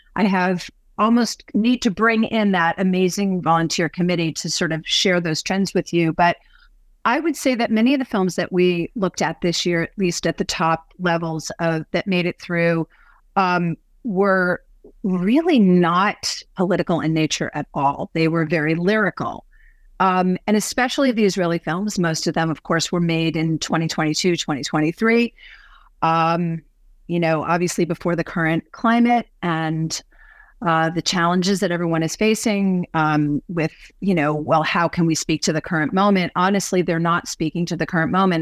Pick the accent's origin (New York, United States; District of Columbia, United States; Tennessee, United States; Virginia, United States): New York, United States; now in Seattle, United States; growing up in New York